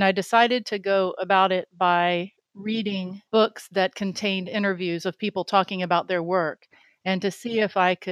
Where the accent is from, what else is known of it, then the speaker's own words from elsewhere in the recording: Jacksonville, Florida, United States; moved away as an adult; also born or lived in Miami, Florida; now in North Carolina, United States; I grew up in Jacksonville, Florida